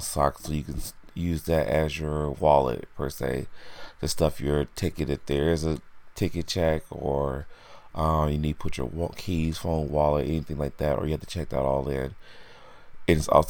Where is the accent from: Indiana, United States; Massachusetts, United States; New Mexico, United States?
Indiana, United States; now in New York, United States; I'm originally from Indiana, and I've been living in New York for over 10 years now